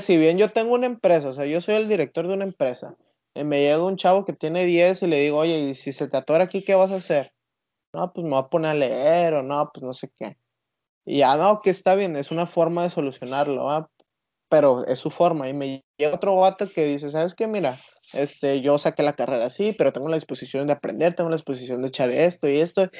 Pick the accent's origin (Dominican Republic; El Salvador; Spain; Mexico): Mexico; nosotros como mexicanos